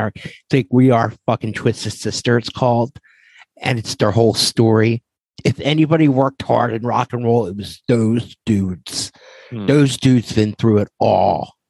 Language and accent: English; Philadelphia, Pennsylvania, United States; I remember growing up in Philadelphia, and … had a buzz before they were on MTV. And it was like, oh my God, like these guys are from where I'm from and they're on MTV.